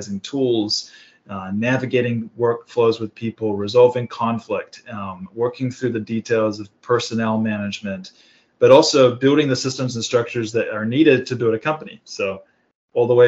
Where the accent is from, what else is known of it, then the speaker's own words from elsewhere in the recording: New Zealand; moved away as an adult; also born or lived in Sydney, Australia; now in Carlsbad, United States; I was born in Australia, Sydney, Australia, grew up in New Zealand. So I'm a Pacific Islander, and I grew up in basically just rural New Zealand